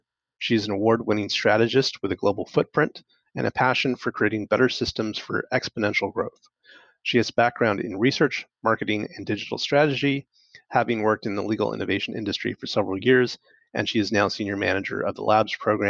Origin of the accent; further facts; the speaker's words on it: United States; now in North Vancouver, Canada; I'm an American living in Canada.